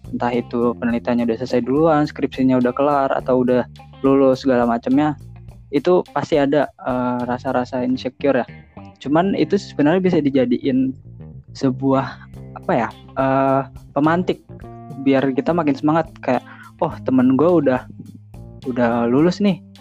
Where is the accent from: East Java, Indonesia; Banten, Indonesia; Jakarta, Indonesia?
Banten, Indonesia; Tangerang; asalnya Tangerang sebenarnya cuman keluarga semua dari Jawa